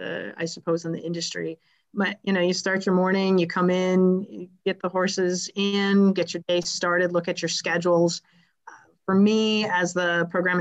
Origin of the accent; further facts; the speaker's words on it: Wisconsin, United States; now in Michigan, United States; I'm originally from Wisconsin, and I grew up hanging out on the farms